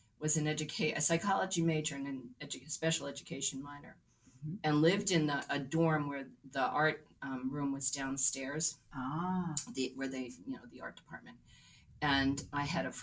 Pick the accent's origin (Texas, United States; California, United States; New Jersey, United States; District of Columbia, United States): New Jersey, United States; moved away as an adult; also born or lived in Philadelphia, Pennsylvania / Rhode Island / Massachusetts; now in Candia, New Hampshire, United States; grew up in New Jersey